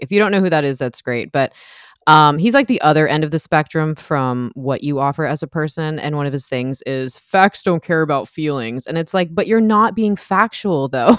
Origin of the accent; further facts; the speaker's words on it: United States; I'm an American